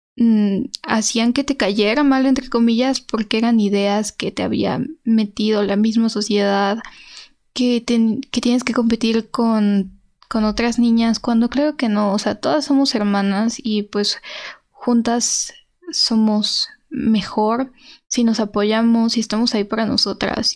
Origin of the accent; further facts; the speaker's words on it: Mexico; como mexicana